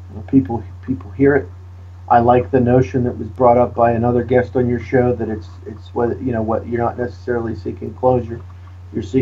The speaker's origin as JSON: {"language": "English", "town": "Pittsburgh", "region": "Pennsylvania", "country": "United States", "said": "you know, we're both from the Pittsburgh area. My uh, graduate degrees are from Duquesne University, and my bachelor's degree is from Grove City College."}